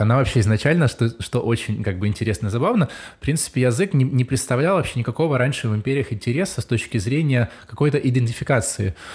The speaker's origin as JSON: {"language": "Russian", "country": "Ukraine", "said": "я сам из Украины"}